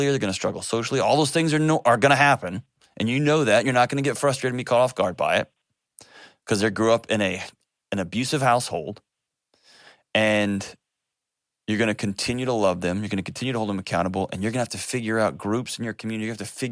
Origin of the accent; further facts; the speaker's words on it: Texas, United States; As a Texan, we were just raised to hate Oklahoma City